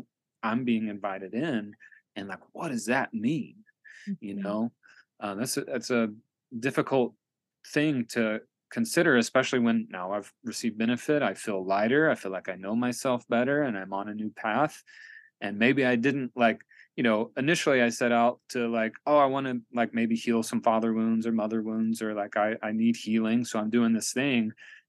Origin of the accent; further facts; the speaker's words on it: Tennessee, United States; also born or lived in Kentucky / Knoxville / Atlanta / Asheville; So, you know, I'm born and raised in Appalachia. I grew up in a trailer park in Northeast Tennessee. My dad's from Southwest Virginia. I also lived in Kentucky, and I've lived in Knoxville and Atlanta and Asheville.